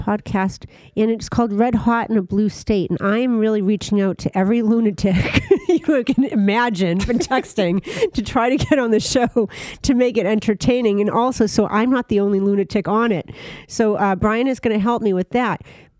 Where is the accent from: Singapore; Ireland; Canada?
Ireland; I mean, I'm Irish. I get where that comes from.